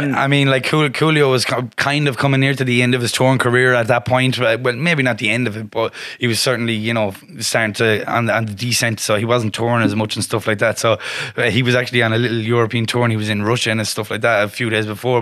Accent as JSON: {"language": "English", "town": "Galway", "region": "Connacht", "country": "Ireland", "tie": "born or raised there", "also_born_or_lived": "Westport, County Mayo", "said": "I'm from Ballinfoyle in in um Galway City, which is kind of a council estate. That's where I grew up, and I lived there for the first couple of years of my life till I was about um, seven, um, and then I was I actually moved down to the West uh, Westport in County Mayo"}